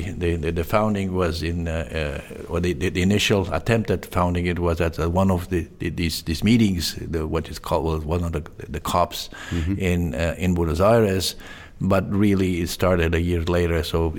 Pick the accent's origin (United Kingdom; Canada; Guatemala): Canada; also born or lived in Eastern Europe; I was born in Eastern Europe, but kind of immigrated in Canada early in my life.